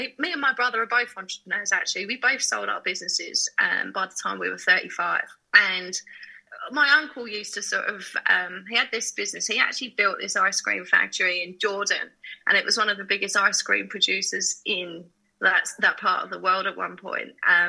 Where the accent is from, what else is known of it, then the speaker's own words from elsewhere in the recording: Harlow, East of England, United Kingdom; So my mum is Chinese Malaysian. My dad is Anglo-Burmese. And I was born in England. So I grew up on the borders of Essex and Hertfordshire, from a town called Harlow in Essex, which some people call the armpit of Essex